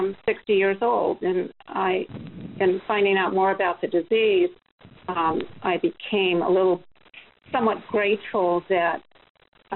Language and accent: English; Southern California, United States; also born or lived in San Diego County; I grew up in Southern California